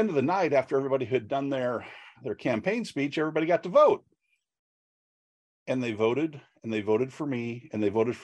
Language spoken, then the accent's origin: English; Northeast Iowa, United States; I grew up on a farm in Northeast Iowa